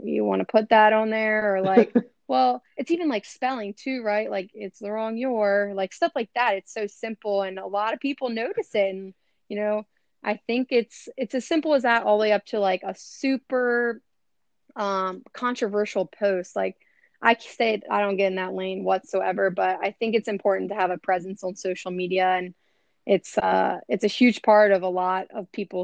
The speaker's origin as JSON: {"language": "English", "region": "Maryland", "country": "United States", "also_born_or_lived": "Philadelphia", "moved": "yes", "lives_now": "Los Angeles, United States", "said": "I'm from Maryland, but I grew up, you know, a lot of my professional and athletic career was in Philly"}